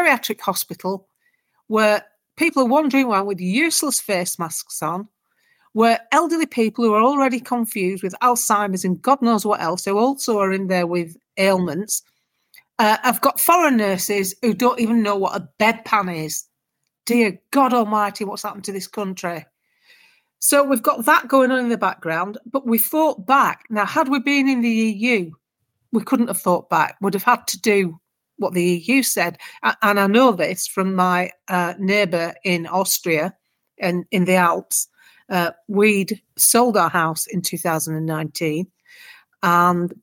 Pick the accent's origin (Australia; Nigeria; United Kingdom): United Kingdom; We're British.